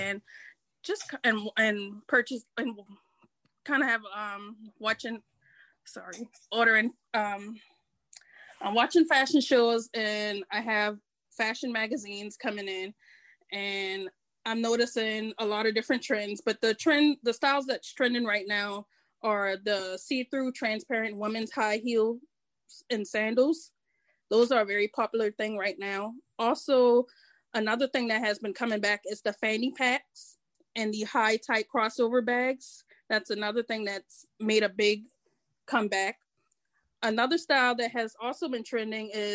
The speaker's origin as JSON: {"language": "English", "town": "Charleston", "region": "South Carolina", "country": "United States", "said": "I'm from Charleston, South Carolina"}